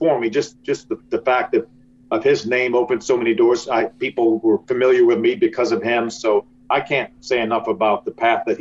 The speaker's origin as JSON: {"language": "English", "town": "Detroit", "region": "Michigan", "country": "United States", "tie": "born or raised there", "said": "where I grew up in Detroit"}